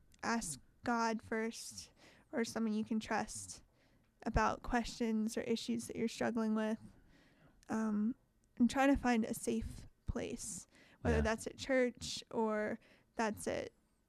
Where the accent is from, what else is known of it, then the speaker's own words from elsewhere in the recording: Okinawa, Japan; born there; So I was born in Okinawa, Japan, while my dad was stationed over there with the Marine Corps.